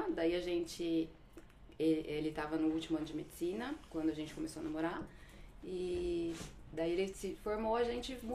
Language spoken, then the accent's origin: Portuguese; Bragança Paulista, São Paulo, Brazil; é, vamos lá, eu não sou de Cambuí, eu sou de Bragança, né?